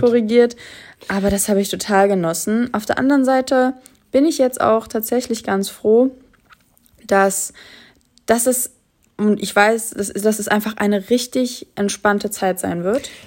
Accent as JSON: {"language": "German", "country": "Germany", "tie": "born or raised there", "said": "ich bin ja schon in Deutschland geboren, meine Mutter auch"}